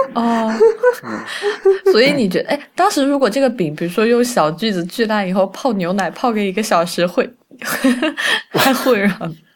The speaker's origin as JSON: {"language": "Chinese", "region": "Sichuan", "country": "China", "tie": "born or raised there", "also_born_or_lived": "Beijing", "said": "因为我是四川人嘛，我现在录音的时候我也在四川"}